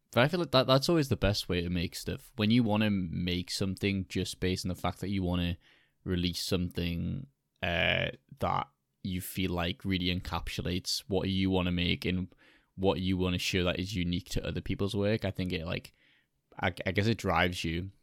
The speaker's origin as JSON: {"language": "English", "country": "United Kingdom", "said": "I'm British"}